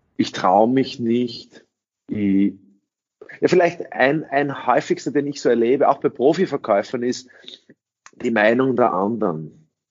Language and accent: German; Austria; first language English; German is a second language; also born or lived in United States; ich in einen österreichischen Kindergarten gegangen bin